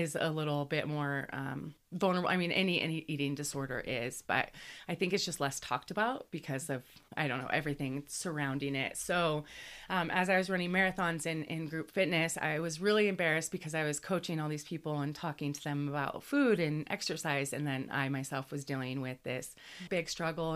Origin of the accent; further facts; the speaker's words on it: Cle Elum, Washington, United States; moved away as an adult; now in Colorado, United States; at Cleellum on the Northwest is where I started growing up in Washington